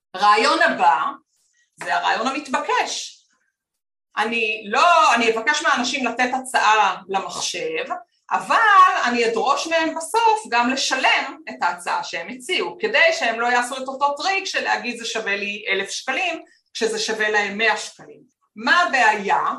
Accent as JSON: {"language": "Hebrew", "town": "Petah Tikva", "region": "Central District", "country": "Israel", "tie": "born or raised there", "said": "אני גדלתי בפתח, בפתח תקווה"}